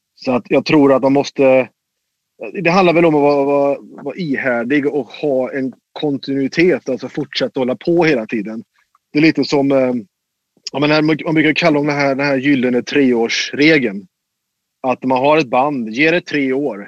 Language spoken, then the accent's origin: Swedish; Mariestad, Västra Götaland, Sweden; i Mariestad, där jag kommer ifrån